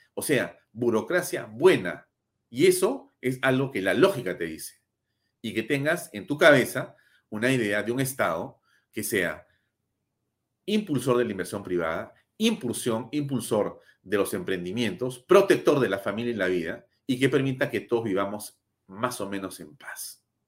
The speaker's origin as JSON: {"language": "Spanish", "country": "Peru", "said": "somos ciudadanos del Perú"}